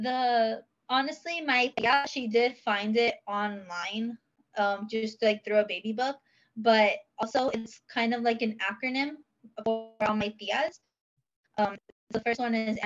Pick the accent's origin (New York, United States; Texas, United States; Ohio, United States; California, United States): Texas, United States; San Antonio; I'm from San Antonio, Texas